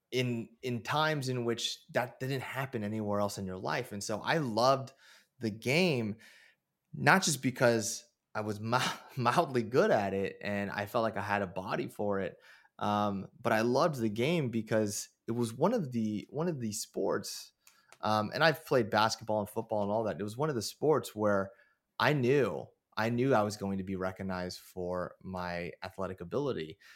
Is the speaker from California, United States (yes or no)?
yes; Moraga, California, United States; growing up in Moraga